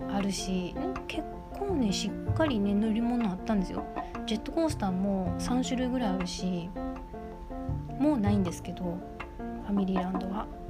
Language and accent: Japanese; Kobe, Hyogo, Japan; 私あの神戸っ子なんですけど